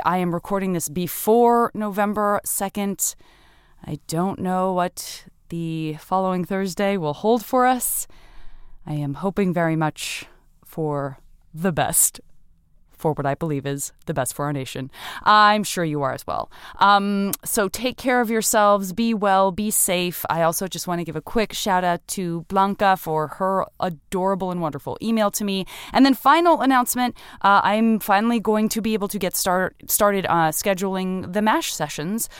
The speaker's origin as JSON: {"language": "English", "region": "Arizona", "country": "United States", "also_born_or_lived": "San Francisco", "moved": "yes", "lives_now": "Los Angeles, United States", "said": "I'm from Arizona"}